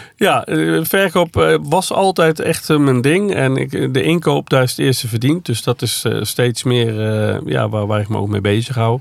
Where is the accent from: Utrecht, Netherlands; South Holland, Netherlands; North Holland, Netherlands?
Utrecht, Netherlands; Veenendaal; Waar ik vandaan kom, Venendaal